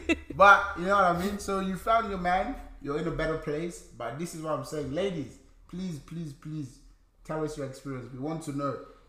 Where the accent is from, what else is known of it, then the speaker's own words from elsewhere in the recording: Sierra Leone; now in Australia; I'm from Sierra Leone.